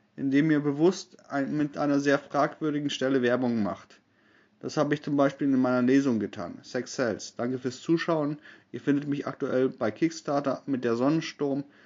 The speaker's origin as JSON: {"language": "German", "country": "Germany", "said": "Als Deutscher"}